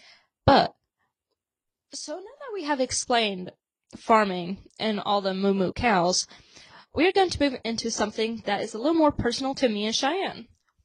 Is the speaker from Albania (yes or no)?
yes; Albania; now in United States; Especially not being from America. Like me, I'm from Albania.